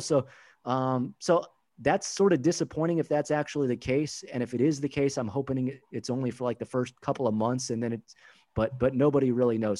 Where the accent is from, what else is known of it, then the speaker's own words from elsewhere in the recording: Southern California, United States; now in St. Paul, United States; born and raised in Southern California